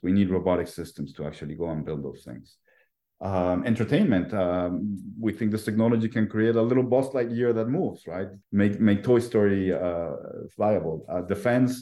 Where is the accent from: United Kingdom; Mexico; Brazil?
Mexico; Mexico City; I was born and raised in Mexico City